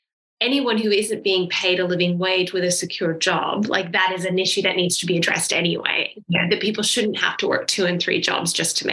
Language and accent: English; United States; moved away; I grew up in America